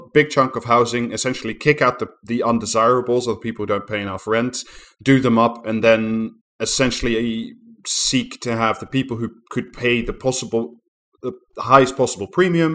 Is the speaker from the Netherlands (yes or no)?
yes; Netherlands; moved away; my home country in Amsterdam